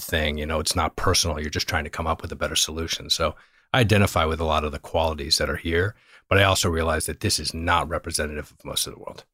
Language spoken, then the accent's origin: English; Virginia, United States; moved away as an adult; also born or lived in Northeast US / Europe / Los Angeles; now in Bay Area, United States; I actually am from Virginia. I grew up in Virginia.